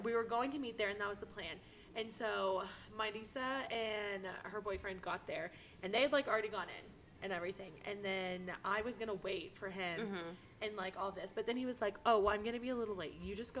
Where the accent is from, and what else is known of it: Austin area, Texas, United States; born or raised there